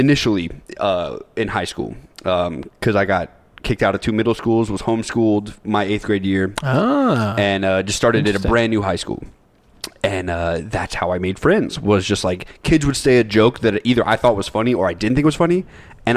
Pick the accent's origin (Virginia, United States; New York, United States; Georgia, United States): Georgia, United States; Cartersville; I grew up in Cartersville, Georgia